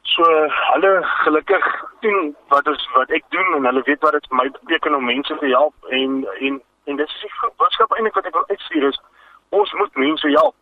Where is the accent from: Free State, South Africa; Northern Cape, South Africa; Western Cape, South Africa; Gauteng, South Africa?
Western Cape, South Africa; Vredendal; ek is van Vredendal